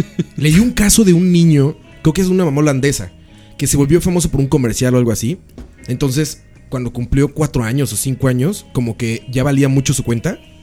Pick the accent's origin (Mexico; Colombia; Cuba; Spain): Mexico; now in Costa Rica; Yo me creía nacionalista como mexicano